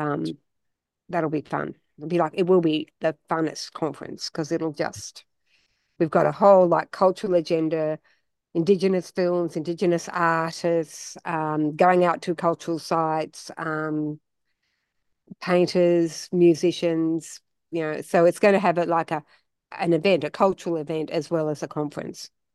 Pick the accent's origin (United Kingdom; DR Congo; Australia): Australia; we're Australian